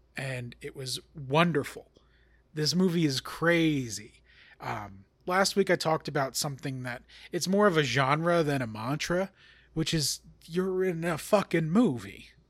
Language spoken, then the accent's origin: English; Long Island, New York, United States; I am from Long Island